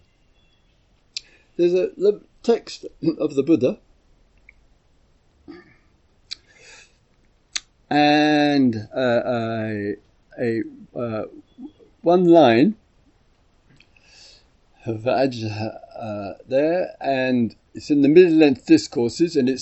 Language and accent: English; England, United Kingdom; I'm from England